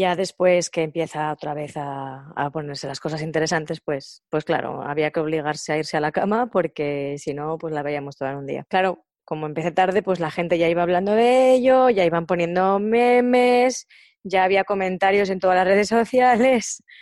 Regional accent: Soria, Castile and León, Spain; En Soria es al revés. En Soria tenemos tres meses de buen tiempo y nueve de infierno.

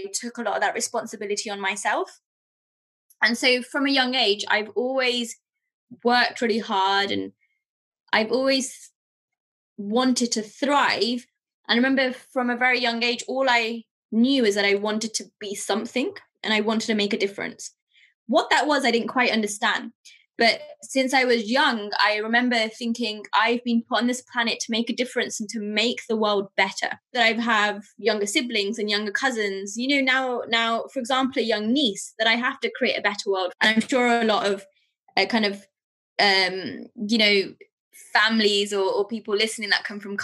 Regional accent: England, United Kingdom; also born or lived in Pakistan; So I moved from Pakistan to England with my family when I was around turning five

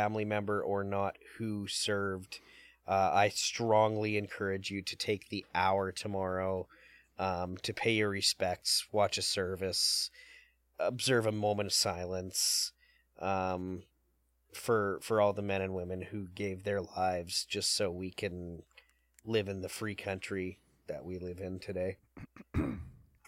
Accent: Winnipeg, Manitoba, Canada; I'm from Winnipeg

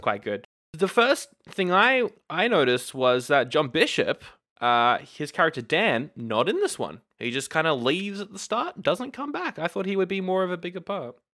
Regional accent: Australia; We are Aussie nerds

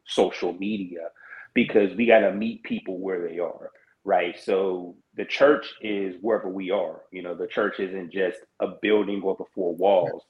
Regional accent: Pittsburgh, Pennsylvania, United States; my hometown and where I reside is the same. I'm currently located in Pittsburgh, Pennsylvania.

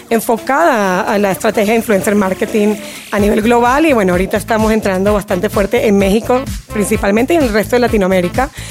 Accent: Venezuela; also born or lived in Chile; now in Miami, United States; Sí, soy de Venezuela. Eh, bueno, actualmente viviendo en Miami, pero bueno, he vivido un poquito en varios países de Latinoamérica.

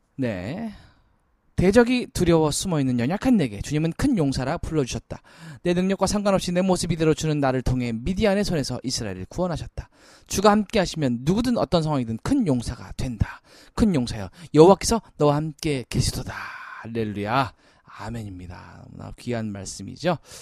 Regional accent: South Korea; 우리는 대한민국 사람입니다

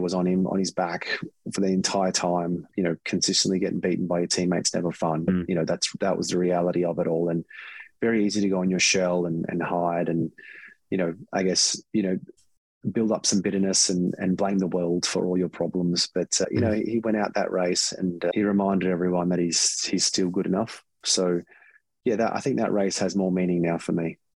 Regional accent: Australia; being Australian

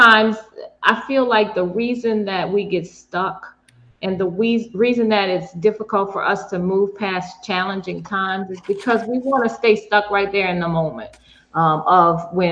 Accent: New Orleans, Louisiana, United States; my hometown coach

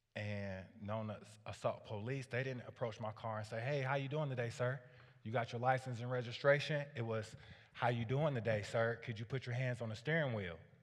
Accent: Waterloo, Iowa, United States; I grew up, uh, in a low-income family on the, uh, east side of Waterloo

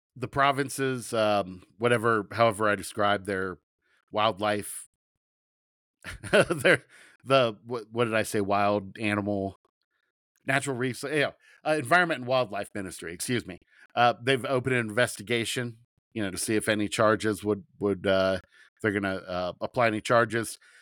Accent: Southern Ohio, United States; I'm from Southern Ohio

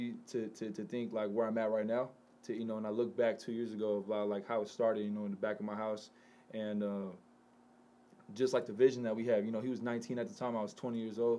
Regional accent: Carson, California, United States; I'm from Carson, California, man. I'm from the Harbor area

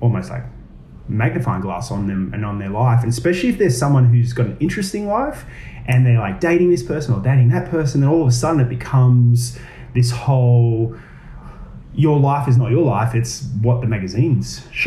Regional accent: Gold Coast, Queensland, Australia; now in Sydney, Australia; Originally, I'm from Queensland. I'm from the Gold Coast. I moved down to Sydney to pursue acting

